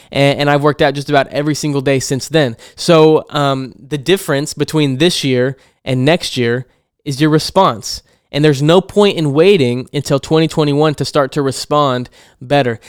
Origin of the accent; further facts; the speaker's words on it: Hermiston, Oregon, United States; here in my hometown of Hermiston